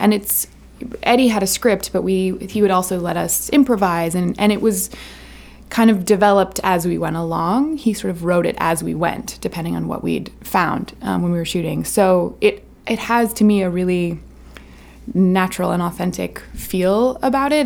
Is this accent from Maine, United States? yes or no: yes; Camden, Maine, United States; my hometown of Camden